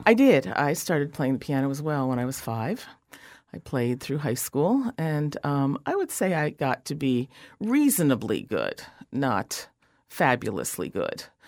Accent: Willingboro, New Jersey, United States; I'm from Willingboro, which was actually a Levittown.

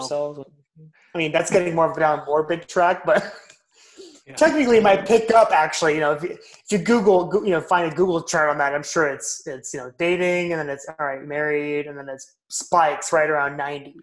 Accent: Southern California, United States; moved away; we're both from Southern California originally.

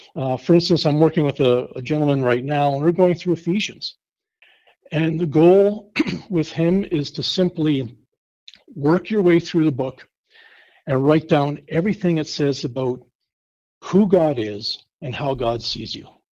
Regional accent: Winnipeg, Manitoba, Canada; moved away as an adult; also born or lived in Hinton; now in Kearney, United States; I grew up in Winnipeg, Manitoba

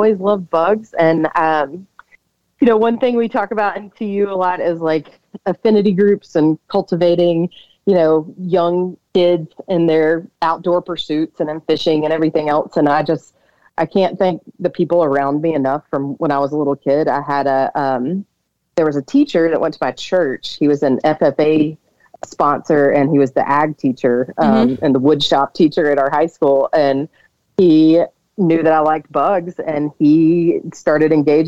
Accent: Alabama, United States; now in Driggs, United States; I am originally from Alabama, and I grew up loving bugs and the outdoors. I grew up on a cattle farm

